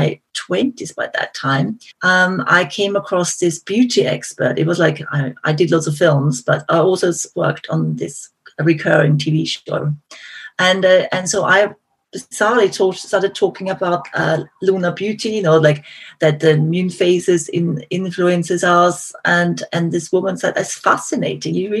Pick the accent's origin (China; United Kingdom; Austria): Austria; accent: Austrian; moved away; I'm originally from Austria, so my accent maybe is a giveaway.